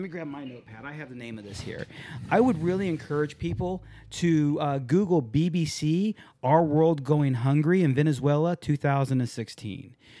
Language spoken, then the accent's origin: English; San Diego, California, United States; I grew up in San Diego